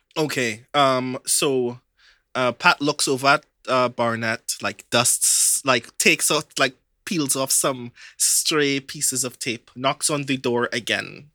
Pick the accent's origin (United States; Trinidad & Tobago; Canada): Trinidad & Tobago; I'm from Trinidad.